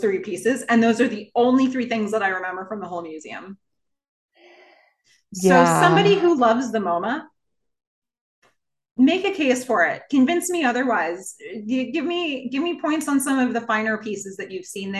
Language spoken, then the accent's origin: English; Nassau County, Long Island, New York, United States; I grew up on Long Island, and I was on the west part of like Nassau County, the west part of Long Island